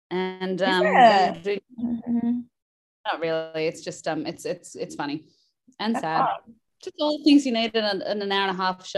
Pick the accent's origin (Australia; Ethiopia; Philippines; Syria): Australia; Perth, Western Australia; moved away; I'm from Perth.